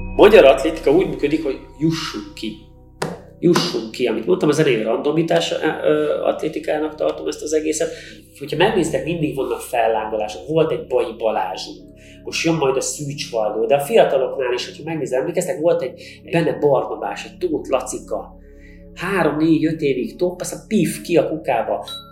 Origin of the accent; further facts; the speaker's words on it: Hungary; magyarok vagyunk